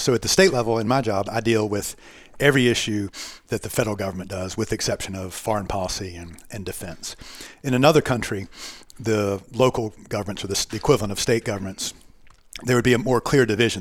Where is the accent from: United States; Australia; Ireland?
United States; Charlotte, North Carolina; I was born and raised in Charlotte